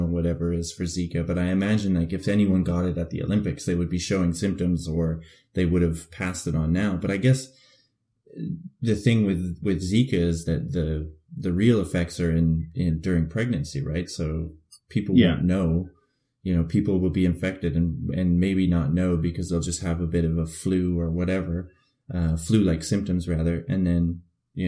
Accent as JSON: {"language": "English", "country": "Canada", "moved": "yes", "said": "as a Canadian"}